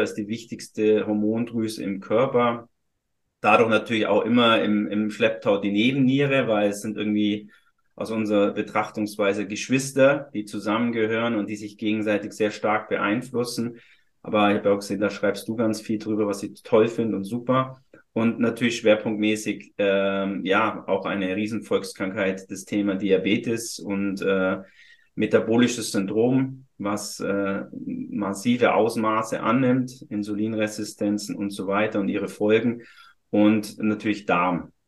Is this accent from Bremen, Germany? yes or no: no; Füssen, Bavaria, Germany; moved away as an adult; now in Hamburg, Germany; hatte einmal eine Praxis in Süddeutschland, in Füssen, äh, aus meinem, wo ich geboren bin.